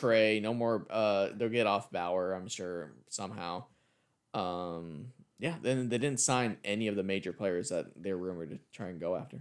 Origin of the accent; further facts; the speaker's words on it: California, United States; I grew up out here in Cali